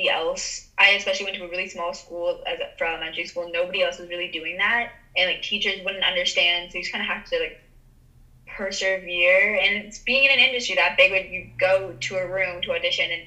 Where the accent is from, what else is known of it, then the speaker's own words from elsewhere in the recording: Toronto, Ontario, Canada; Yeah, I think just growing up in a big city altogether, I it's like a very big deal.